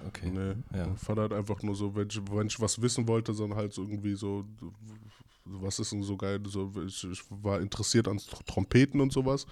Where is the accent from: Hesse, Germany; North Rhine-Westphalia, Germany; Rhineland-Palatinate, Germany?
Rhineland-Palatinate, Germany; Mainz; also born or lived in Heidelberg; now in Mannheim, Germany; Ich bin in Mainz geboren, mhm. bin nach Heidelberg